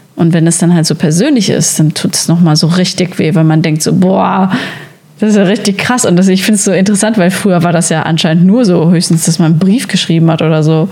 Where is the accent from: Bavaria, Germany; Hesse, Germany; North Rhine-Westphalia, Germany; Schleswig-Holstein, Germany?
North Rhine-Westphalia, Germany; Sauerland; now in Berlin, Germany; ich komme eigentlich aus dem Sauerland